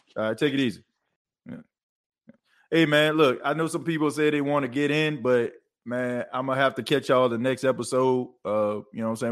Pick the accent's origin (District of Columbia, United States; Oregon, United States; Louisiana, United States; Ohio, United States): Louisiana, United States; New Orleans; growing up in New Orleans